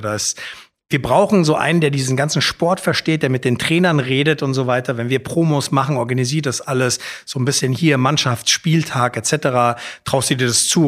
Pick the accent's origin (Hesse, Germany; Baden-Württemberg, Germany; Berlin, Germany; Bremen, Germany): Hesse, Germany; Frankfurt; also born or lived in Hamburg; aufgewachsen in Altsachsenhausen